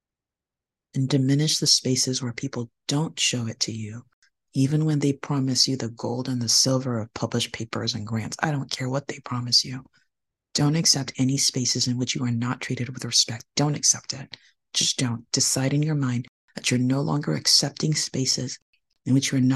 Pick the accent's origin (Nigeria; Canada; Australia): Nigeria; moved away; I was born in Nigeria, a majority Black country on the west coast of Africa